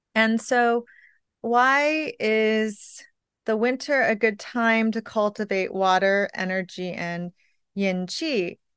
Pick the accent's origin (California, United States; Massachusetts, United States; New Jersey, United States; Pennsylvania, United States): California, United States; now in New York, United States; I'm from California where it never snowed